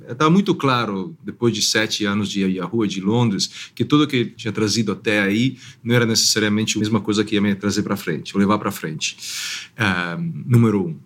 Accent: Italy; now in São Paulo, Brazil; eu sou italiano

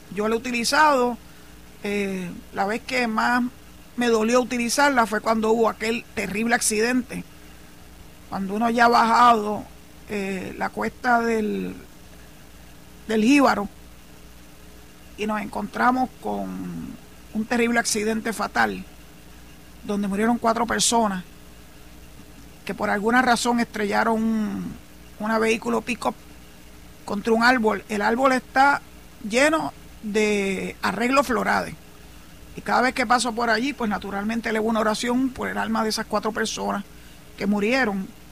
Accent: San Juan, Puerto Rico; moved away as an adult; now in Cabo Rojo, Puerto Rico; soy nacida y criada en San Juan

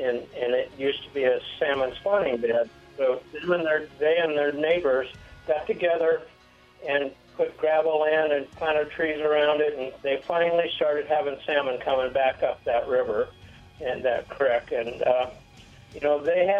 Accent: Bremerton, Washington, United States; moved away; When I was a little boy, I lived in Bremerton during the Second World War

